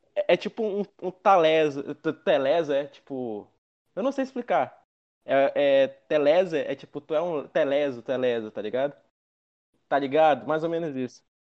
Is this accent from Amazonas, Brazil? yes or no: yes; Amazonas, Brazil; Sou da Amazonas também.